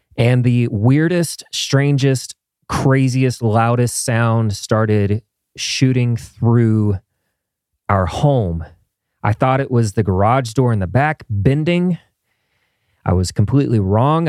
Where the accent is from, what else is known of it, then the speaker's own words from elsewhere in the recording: Midwest, United States; moved away; as a kid growing up in the Midwest